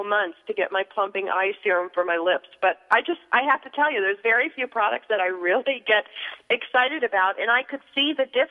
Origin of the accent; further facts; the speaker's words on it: Buffalo, New York, United States; when I was a little girl growing up in Buffalo